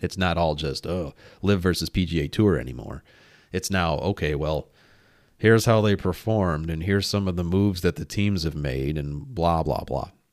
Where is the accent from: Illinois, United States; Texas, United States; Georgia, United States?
Illinois, United States; near Oak Brook; born or raised there